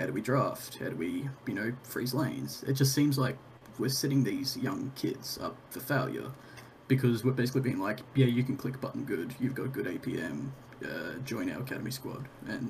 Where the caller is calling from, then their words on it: Brisbane, Queensland, Australia; I'm calling from Brisbane, Australia.